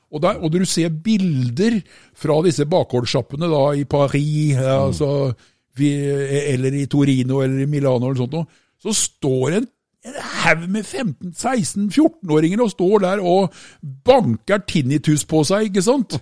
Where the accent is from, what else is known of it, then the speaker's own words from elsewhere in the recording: Østfold, Norway; Jeg er jo fra Østfold, da. ikke sant? Vi bor nede i tommeltotten av Norge